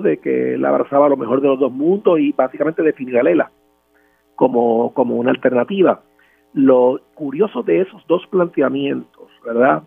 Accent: San Juan, Puerto Rico; los que somos de Río Piedra

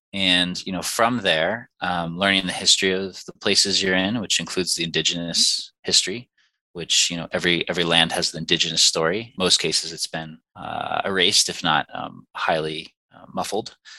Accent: Finger Lakes region, New York, United States; I hail from the Finger Lakes region in New York

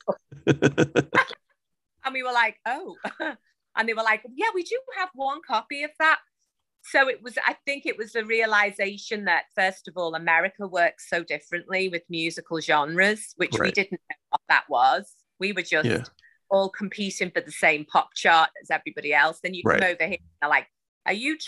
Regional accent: Liverpool, North West England, United Kingdom; we're from Liverpool

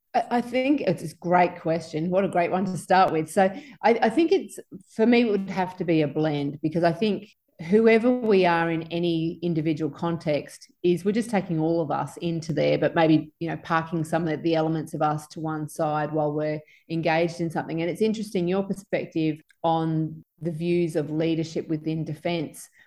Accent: Sunshine Coast, Queensland, Australia; also born or lived in Townsville; I was growing up on the Sunshine Coast at the time

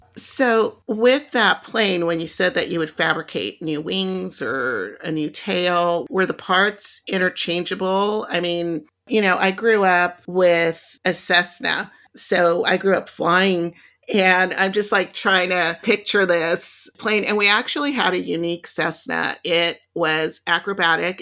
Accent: Lomita, California, United States; I grew up in Lomita

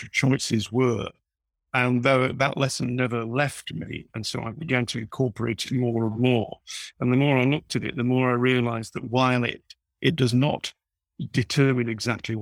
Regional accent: Leeds, Yorkshire and the Humber, United Kingdom; I was growing up in Leeds in the 1970s

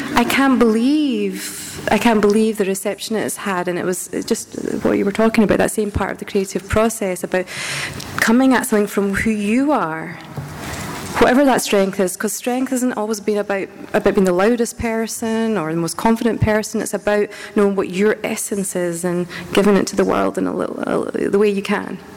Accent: Scotland, United Kingdom; moved away; I'm Scottish and we just get told to get your head down and get on with it.

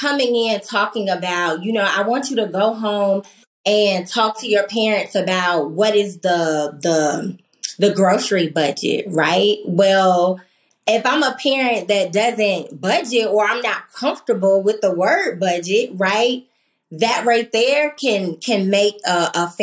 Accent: Norfolk, Virginia, United States; moved away; I grew up in Norfolk, Virginia, and I remember my elementary school being this just place of community and trust

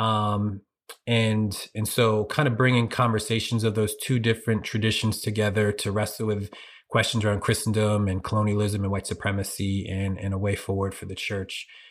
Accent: Norristown, Pennsylvania, United States; moved away as an adult; also born or lived in Philadelphia, US (West Oak Lane, East Germantown); now in Harrisburg, United States; I'm originally from Philly or Norristown in particular. I lived in Norristown for fifteen years

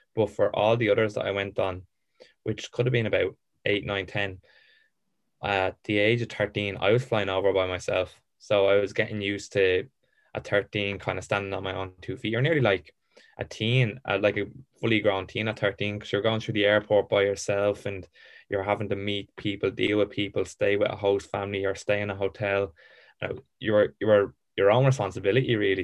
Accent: Ireland; also born or lived in England; I loved being Irish

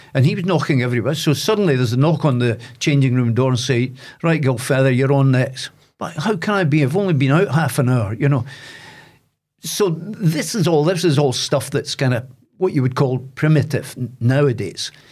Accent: Dundee, Scotland, United Kingdom; now in Aberdeen, United Kingdom; I'm from Loughy in Dundee, but I now live in Aberdeen.

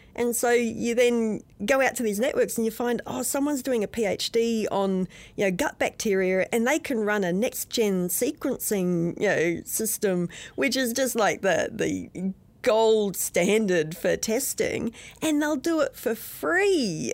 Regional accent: outside of Brisbane, Queensland, Australia; moved away as an adult; now in New Zealand; When I was a kid, growing up outside of Brisbane in Australia

